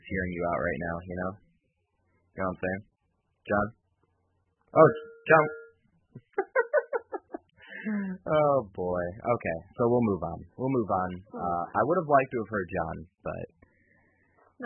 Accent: Brighton, Michigan, United States; my hometown of Brighton

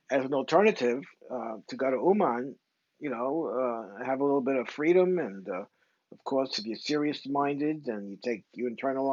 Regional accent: New York City, New York, United States; I was brought up in Crown Heights

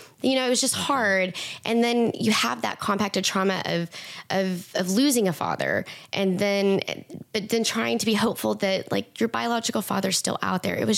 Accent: East Texas, United States; I'm from East Texas

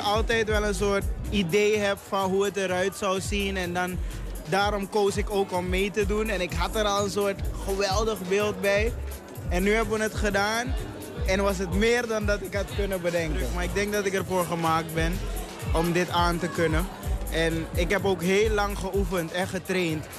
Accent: Suriname; moved away as an adult; now in Netherlands; Dus ik woon ook pas acht jaar in Nederland. Dus ik kwam ook echt uit Suriname.

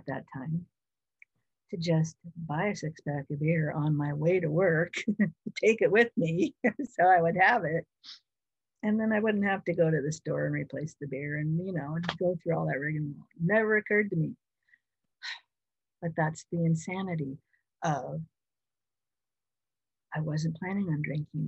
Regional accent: Washington, United States; also born or lived in Oregon; move back to my home state of Washington

